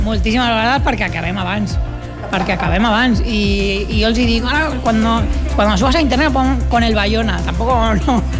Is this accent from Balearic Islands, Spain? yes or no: no; Barcelona, Catalonia, Spain; som de la Trinitat Vella, de la Trinidad Vieja, nosaltres, i molt orgullosos